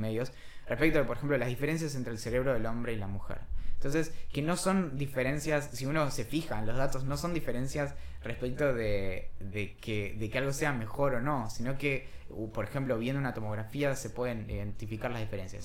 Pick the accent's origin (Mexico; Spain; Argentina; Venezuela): Argentina; somos argentinas